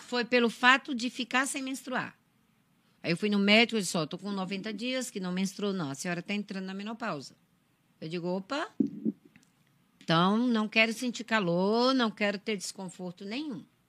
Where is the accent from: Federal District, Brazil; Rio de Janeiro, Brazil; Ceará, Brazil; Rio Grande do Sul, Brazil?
Ceará, Brazil; interior of; also born or lived in São Paulo; now in Santa Catarina, Brazil; Eu nasci no interior do Ceará, interior de Fortaleza. Eu vim para cá em 2000, em junho de 2000. Caí de paraquedas em Santa Catarina.